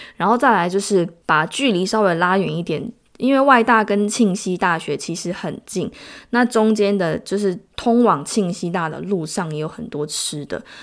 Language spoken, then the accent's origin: Chinese; Tainan, Taiwan; moved away as an adult; now in South Korea; 因为我是台南人